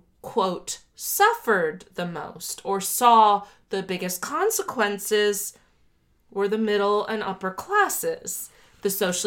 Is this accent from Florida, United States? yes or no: yes; South Florida, United States; I grew up in South Florida.